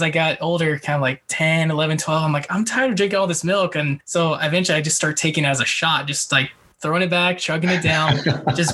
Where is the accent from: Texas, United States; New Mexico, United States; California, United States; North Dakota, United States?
California, United States; Bay Area; now in San Diego, United States; I grew up in the Bay Area